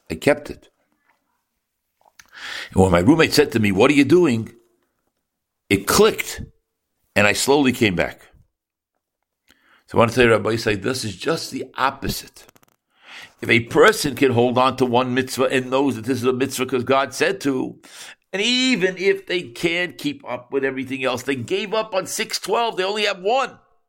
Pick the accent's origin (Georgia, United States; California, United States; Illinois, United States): Illinois, United States; Chicago; I said, I'm from Chicago.